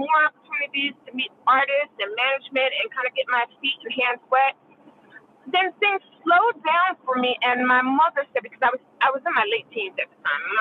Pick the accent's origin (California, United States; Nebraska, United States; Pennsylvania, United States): Pennsylvania, United States; Philadelphia; I grew up in Philadelphia and Philly, you know, Philly International.